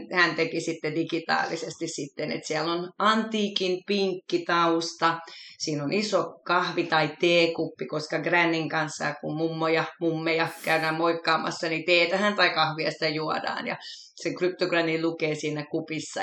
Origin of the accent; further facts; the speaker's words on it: Helsinki, Uusimaa, Finland; mä oon kotoisin Helsingistä, syntyperäinen, pikkuriikkisen ylpeäkin siitä, että jalkalainen stadilainen